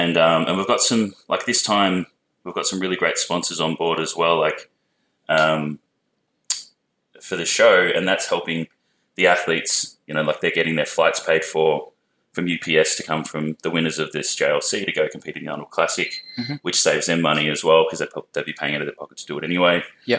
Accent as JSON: {"language": "English", "town": "Melbourne", "region": "Victoria", "country": "Australia", "also_born_or_lived": "Perth, Western Australia", "said": "I come from Melbourne."}